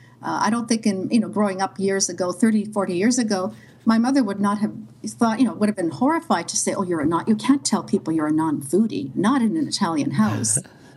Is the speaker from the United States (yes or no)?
no; Sudbury, Ontario, Canada; Sudbury, Ontario, a mid-sized community. It's about 250 miles north of Toronto. I grew up in Sudbury